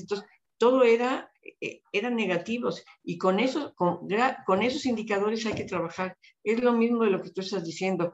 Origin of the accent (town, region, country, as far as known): Mexico